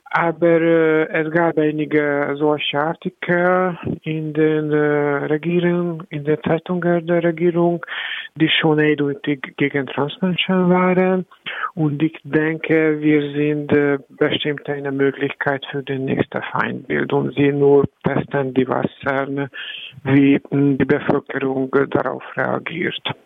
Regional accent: Hungary; German is a second language; moved away as an adult; now in Berlin, Germany; habe ich meine Heimat verloren

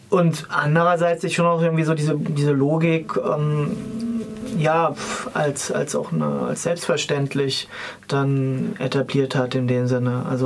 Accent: Hesse, Germany; Ich komme aus Hessen und damals, als ich Abi gemacht hat, hatte ich das dort dann auch noch

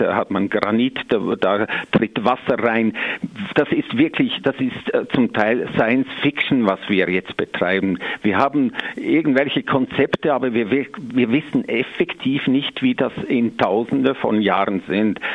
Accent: Switzerland; bei uns in der Schweiz

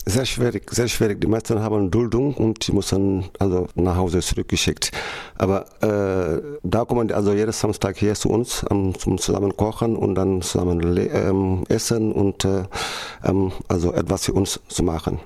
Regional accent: Senegal; German is a second language; now in Germany; Ich selber komme ich komme aus dem Senegal

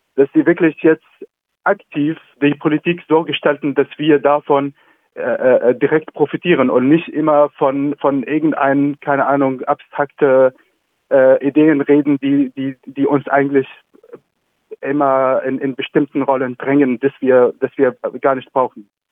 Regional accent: Idlib, Idlib Governorate, Syria; German is a second language; moved away as an adult; now in Freiburg, Germany; ich komme zum Beispiel aus Idlib

